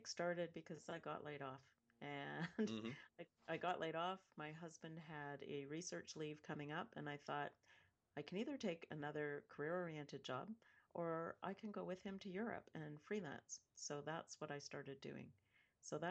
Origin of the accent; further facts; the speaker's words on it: Western Canada, Canada; I grew up in Western Canada, Northwest, so I'm used to very cold weather.